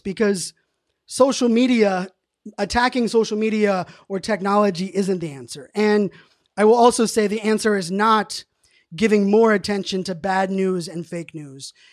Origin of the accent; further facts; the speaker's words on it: Pittsburgh, Pennsylvania, United States; born and raised in Pittsburgh